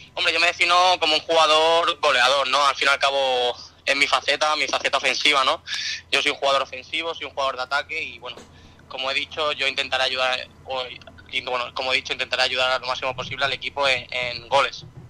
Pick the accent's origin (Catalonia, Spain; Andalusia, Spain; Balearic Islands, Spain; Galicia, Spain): Balearic Islands, Spain; Mallorca; now in Antequera, Spain; yo soy mallorquín, pero bueno, tengo toda la familia que es de Jerez, aquí de Andalucía, de Cádiz entonces yo tengo, soy, soy mallorquín porque he nacido, allí